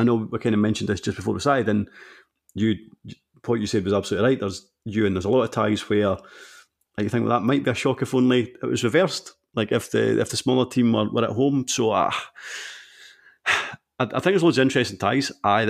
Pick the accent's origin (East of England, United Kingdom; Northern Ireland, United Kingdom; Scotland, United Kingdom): Scotland, United Kingdom; Fife; I'm from Fife.